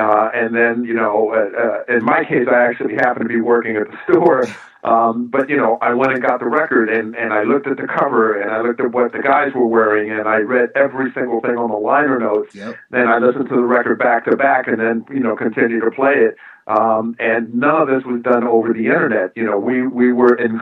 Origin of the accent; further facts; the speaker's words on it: New York, United States; this is from a New Yorker